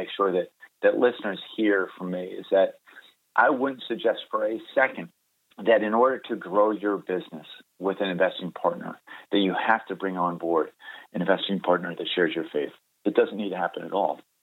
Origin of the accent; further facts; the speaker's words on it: Baltimore, Maryland, United States; moved away as an adult; also born or lived in Delaware / North Carolina; now in California, United States; I grew up in Baltimore, Maryland.